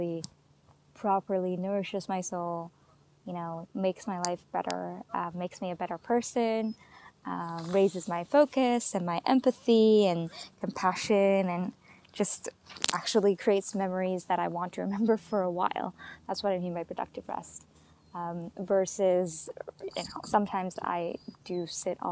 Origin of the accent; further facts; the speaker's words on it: White Rock, British Columbia, Canada; White Rock, which is actually my hometown